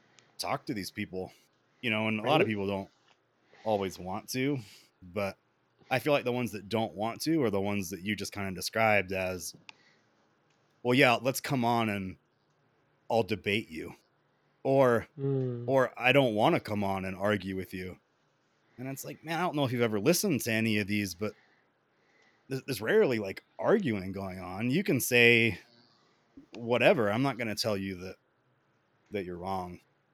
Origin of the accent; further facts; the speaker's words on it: the South, United States; Like I grew up in the South and, you know, I've been to North Carolina, Georgia, you know, I've been to like states, but I've never really like been out there.